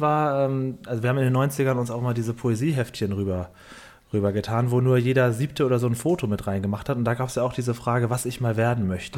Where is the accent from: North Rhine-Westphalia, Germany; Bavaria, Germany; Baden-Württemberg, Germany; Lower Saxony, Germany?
Lower Saxony, Germany; Cuxhaven; bei uns auf dem Dorf in Cuxhaven, wo ich aufgewachsen bin